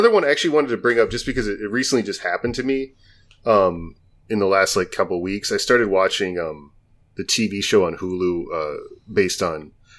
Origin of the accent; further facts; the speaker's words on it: Midwest, United States; growing up in the Midwest